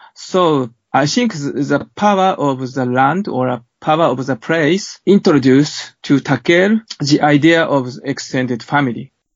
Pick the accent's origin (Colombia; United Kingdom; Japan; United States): Japan; my hometown. And this is a, small hamlet on the seaside